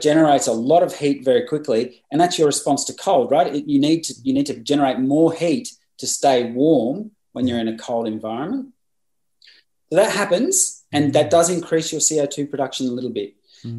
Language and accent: English; Bundaberg, Queensland, Australia; in a place called Bundaberg, which is my hometown